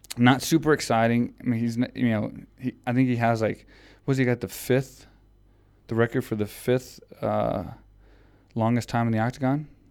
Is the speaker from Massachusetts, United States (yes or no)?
no; Houston, Texas, United States; it was in Houston, Texas. So it was in my hometown